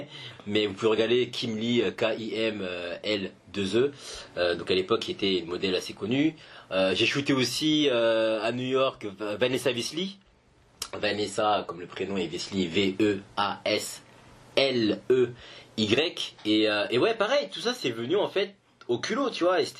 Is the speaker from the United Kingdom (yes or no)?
no; Paris, Île-de-France, France; je suis français, parisien, etc.